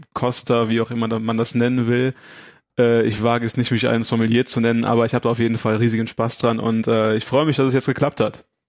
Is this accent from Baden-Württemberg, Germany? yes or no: no; Aachen, North Rhine-Westphalia, Germany; ich komme aus Aachen